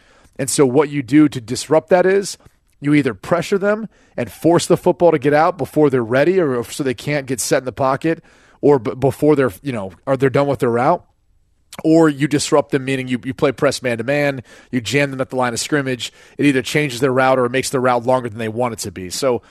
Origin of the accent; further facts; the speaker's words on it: Ireland; Because I'm Irish and then you claim to be Irish.